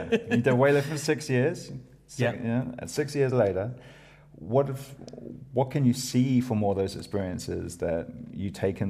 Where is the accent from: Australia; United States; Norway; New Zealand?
New Zealand; Yeah, I'm from New Zealand.